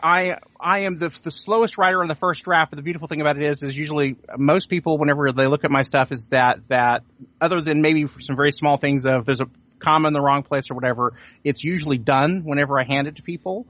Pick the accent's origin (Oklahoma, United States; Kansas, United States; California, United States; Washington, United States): Oklahoma, United States; Sand Springs; the town that I grew up in, which is Sand Springs, which is just outside of Tulsa